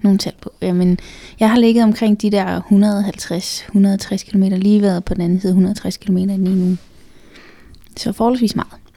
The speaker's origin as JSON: {"language": "Danish", "area": "Funen", "region": "Southern Denmark", "country": "Denmark", "tie": "born or raised there", "moved": "yes", "lives_now": "Copenhagen, Denmark", "said": "jeg er jo født og opvokset på Fyn"}